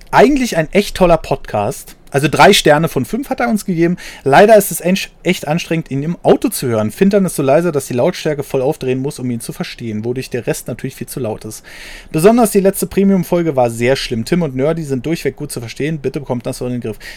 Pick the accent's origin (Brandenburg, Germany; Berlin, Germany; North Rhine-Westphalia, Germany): North Rhine-Westphalia, Germany; now in Sauerland, Germany; Bin aus dem Ruhrpott ins Sauerland ausgewandert, das sind 100 Kilometer und in eine völlig andere Kultur.